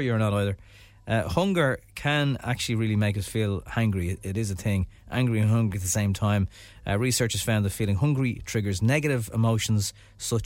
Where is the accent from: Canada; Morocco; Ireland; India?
Ireland; as an Irish person